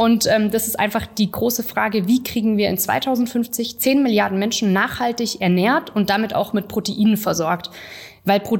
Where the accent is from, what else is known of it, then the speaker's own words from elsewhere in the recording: Singen, Baden-Württemberg, Germany; Also ich komme nicht aus dem Spätzle Valley, ich komme äh, vom Bodensee, von, von Singen und ich bin mittlerweile 28 Jahre alt